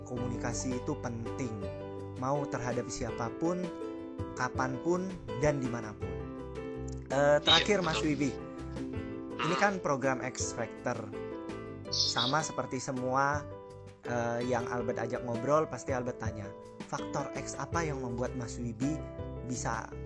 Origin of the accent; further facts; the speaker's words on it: Jambi, Indonesia; nanti mampir hmm. ke kampungku ya mas Jambi mas